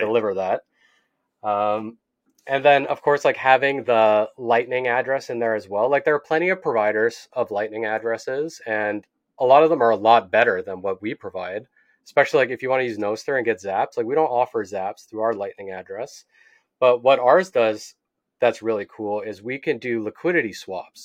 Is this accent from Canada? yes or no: yes; Canada; I'm from Canada